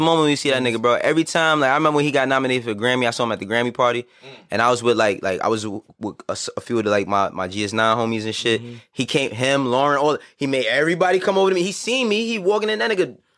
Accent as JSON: {"language": "English", "town": "New York City", "region": "New York", "country": "United States", "tie": "born or raised there", "also_born_or_lived": "Harlem", "said": "I was born and raised in the Bronx"}